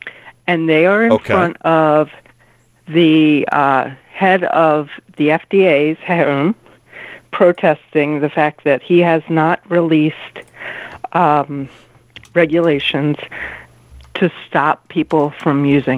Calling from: Derwood, Maryland, United States; Hi, Kenny. … in Durwood.

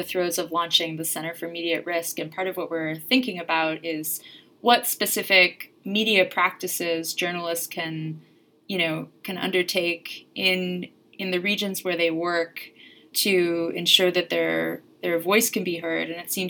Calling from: Philadelphia, Pennsylvania, United States; Yeah, and I guess I'm Skyping you from Philadelphia, and I've never been to Tunisia

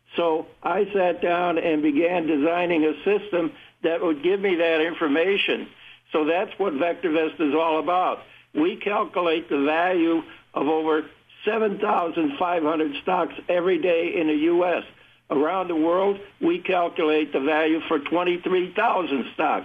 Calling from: Fairlawn, Ohio, United States; I'm calling from, uh, Fairlawn, Ohio. It's a suburb of Akron, Ohio.

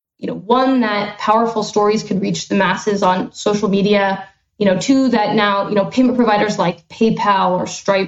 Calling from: San Francisco, California, United States; I am calling in from San Francisco, where the fog just rolled out

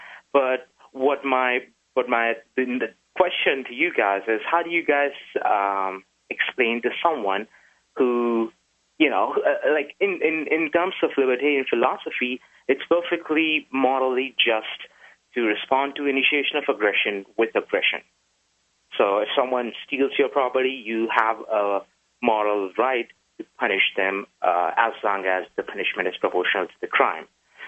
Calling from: New Jersey, United States; New Jersey.

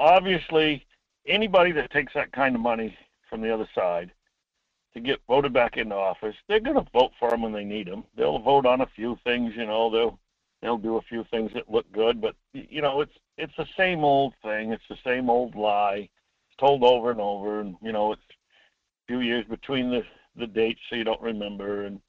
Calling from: Homer, Alaska, United States; Hi, Mike. … from Homer.

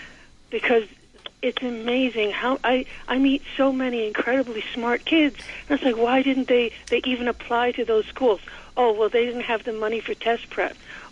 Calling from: New York, United States; I'm calling from the Bronx.

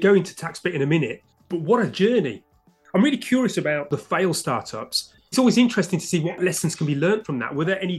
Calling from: London, United Kingdom; I'm speaking from London, UK.

